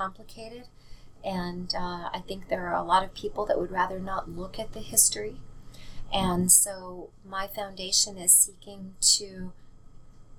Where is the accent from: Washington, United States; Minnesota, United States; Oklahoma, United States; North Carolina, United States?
Washington, United States; Seattle; I grew up in Seattle